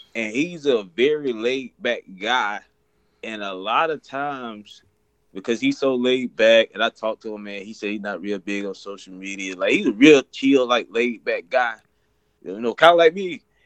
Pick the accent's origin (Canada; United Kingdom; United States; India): United States; Frisco City, Alabama; I'm from Frisco City, Alabama